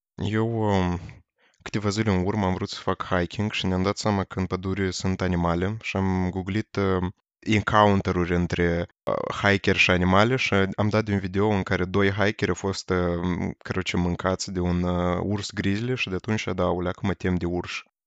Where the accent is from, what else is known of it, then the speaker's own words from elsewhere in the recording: Moldova; Eu am locuit în afara Moldovei în Turcia